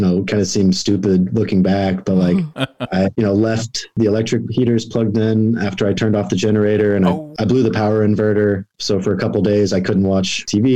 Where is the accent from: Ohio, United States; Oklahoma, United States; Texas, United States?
Oklahoma, United States; now in Southern California, United States; I grew up in Oklahoma